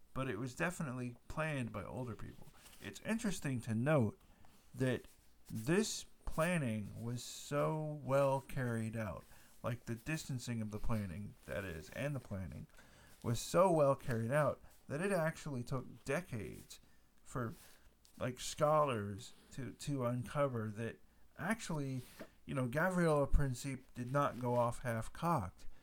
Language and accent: English; United States; being an American